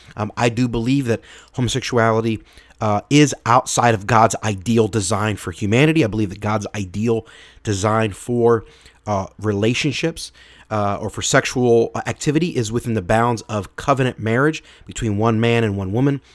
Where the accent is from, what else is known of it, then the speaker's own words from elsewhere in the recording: Philadelphia, Pennsylvania, United States; I'm from Philadelphia, so uh, being a football fan, I'm a fan of the Philadelphia Eagles.